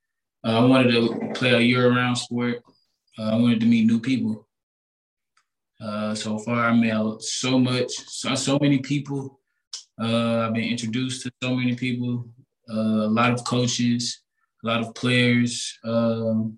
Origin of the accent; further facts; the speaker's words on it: North Little Rock, Arkansas, United States; moved away as an adult; also born or lived in Kansas; now in Atlanta, United States; I'm from North Little Rock, Arkansas. I graduated from North Little Rock High School.